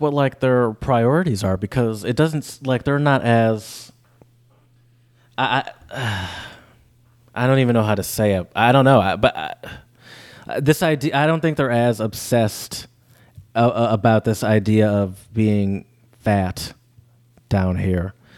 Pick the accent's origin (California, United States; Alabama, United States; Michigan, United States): Michigan, United States; accent: northern; moved away as an adult; now in Louisiana, United States